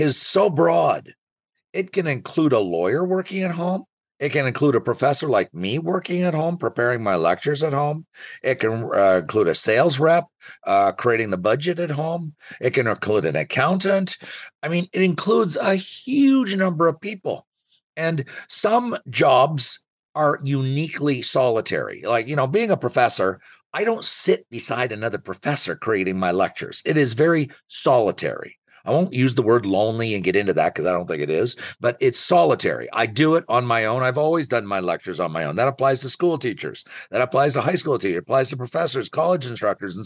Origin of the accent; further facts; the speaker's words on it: Ottawa, Ontario, Canada; I'm from Ottawa and I know Ottawa best